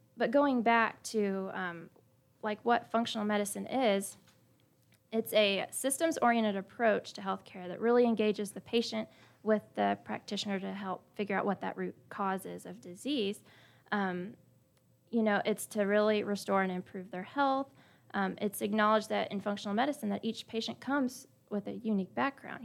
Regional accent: Splendora, Texas, United States; I grew up in Splendora, but I went to Cleveland High School

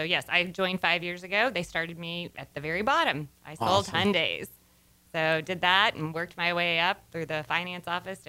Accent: Conroe, Texas, United States; also born or lived in Austin; I grew up here in the Conroe area, went to school at Montgomery

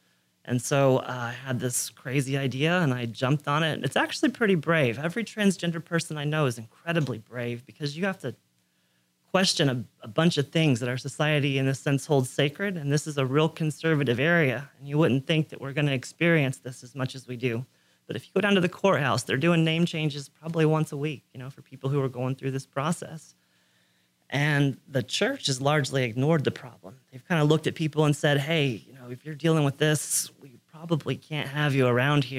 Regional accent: Magnolia, United States; Magnolia. Yeah. Joined the Navy at 17.

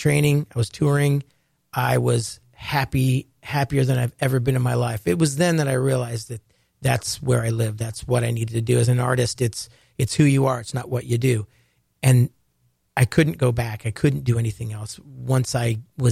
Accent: Ohio, United States; I grew up in Ohio and had a love for the ocean

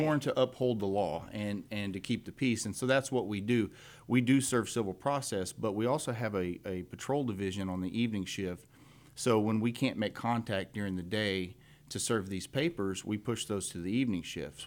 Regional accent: Cut and Shoot, Texas, United States; I grew up here in Montgomery County, in precinct two

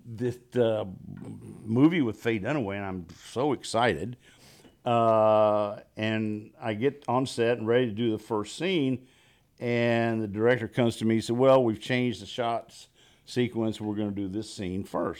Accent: Texas, United States; moved away as an adult; now in Los Angeles, United States; I'm from Texas

